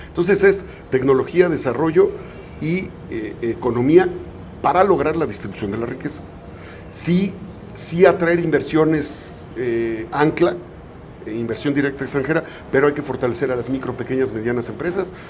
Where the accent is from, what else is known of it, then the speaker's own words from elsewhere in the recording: Izúcar de Matamoros, Puebla, Mexico; nací en Izúcar de Matamoros